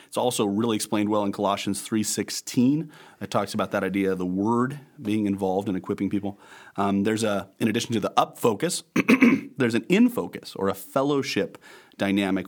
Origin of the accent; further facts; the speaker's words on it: Bridgeport, Nebraska, United States; also born or lived in Denver, Colorado / Arcadia, Nebraska; I was born in Denver, Colorado, but raised in western Nebraska, Bridgeport, and then Arcadia